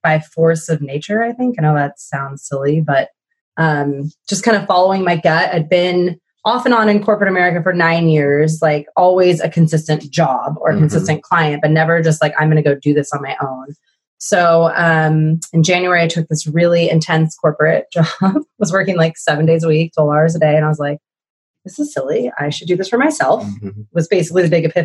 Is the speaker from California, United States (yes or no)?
yes; California, United States; I'm a Californian surfer, yogi, and now entrepreneur